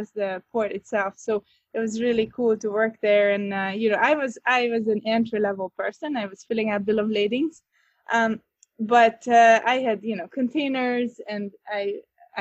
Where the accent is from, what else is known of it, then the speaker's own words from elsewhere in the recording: Northern Hungary, Hungary; moved away as an adult; also born or lived in Budapest; now in Chicago, United States; I am originally from Hungary, Northern Hungary. I was born and raised there